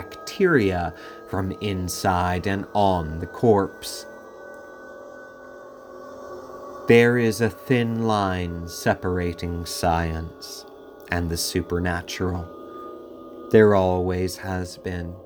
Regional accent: Philadelphia, Pennsylvania, United States; my hometown, Philadelphia

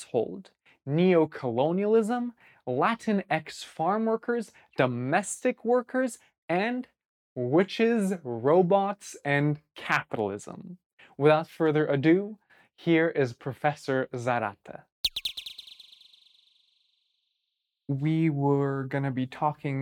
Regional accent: Bay Area, California, United States; the Bay Area where I grew up

